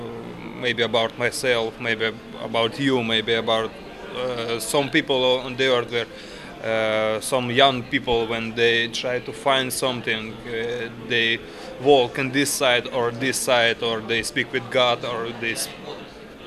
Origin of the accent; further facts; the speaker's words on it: Kyiv, Ukraine; English is a second language; We are from the Ukraine, from Kyiv